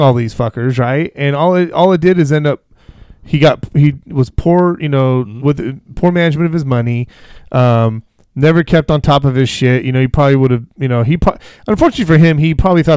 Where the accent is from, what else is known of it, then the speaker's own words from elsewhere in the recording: Vacaville, California, United States; We grew up in Vacaville